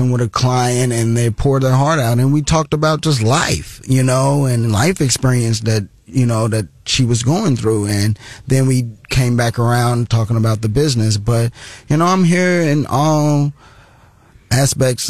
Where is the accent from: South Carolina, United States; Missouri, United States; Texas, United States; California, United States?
Missouri, United States; Columbia; Born and raised in Columbia, Missouri. Love the hometown